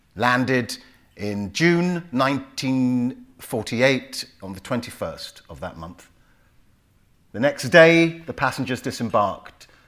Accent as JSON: {"language": "English", "region": "London", "country": "United Kingdom", "tie": "born or raised there", "also_born_or_lived": "Willesden Green, London", "said": "Park Royal, I would say. It sounds posh but it's basically where the biscuit factory is in, in northwest London"}